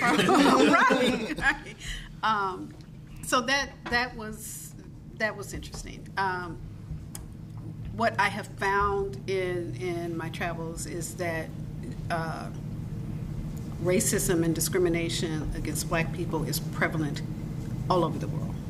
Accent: United States; I'm from America

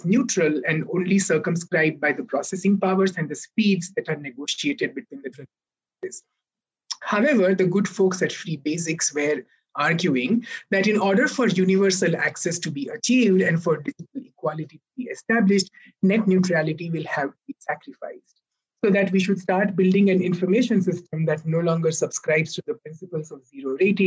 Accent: India; both of us come from India

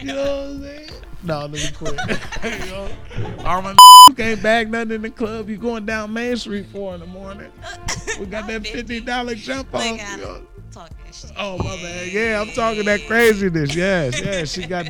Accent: Mansfield, Ohio, United States; moved away; No, I'm from Mansfield, Ohio.

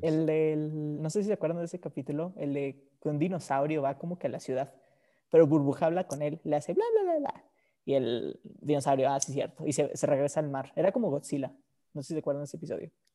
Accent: Mexico; yo soy mexicano

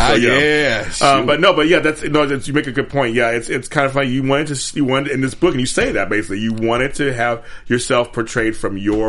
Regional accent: Los Angeles, California, United States; I'm from South Central and everything, and I'm from that time period.

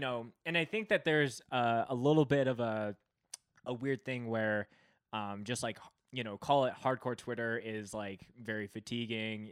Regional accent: Canada; I'm Canadian

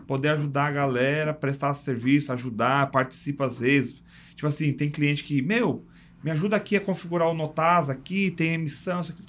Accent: São Paulo, Brazil; eu cresci num bairro lá em São Paulo que é Parque Fernanda

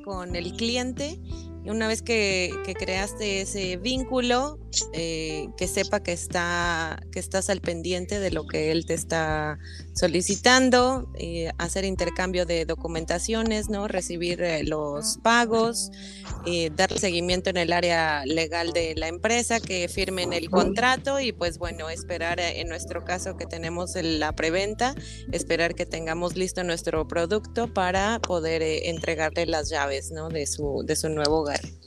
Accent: State of Mexico, Mexico; moved away as an adult; now in Cozumel, Mexico; soy originaria del Estado de México

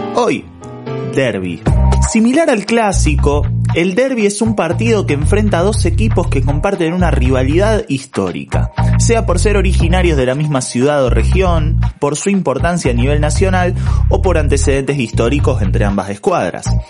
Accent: Argentina; lo que en Argentina llamamos clásico

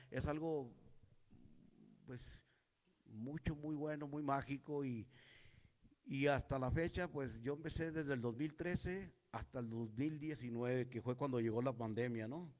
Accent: Santa Eulalia, Chihuahua, Mexico; yo soy originario de un pueblito minero

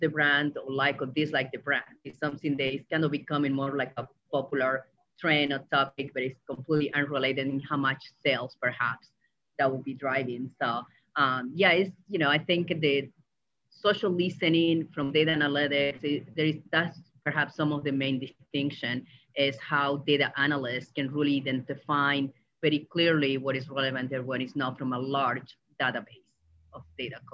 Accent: Argentina; moved away; growing up in Argentina

